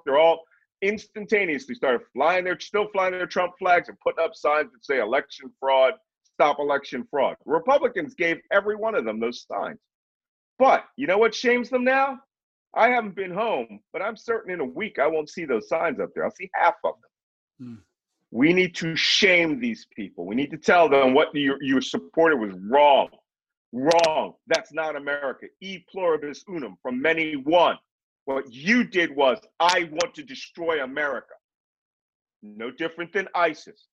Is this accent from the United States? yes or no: yes; Philadelphia, Pennsylvania, United States; I'm from Philadelphia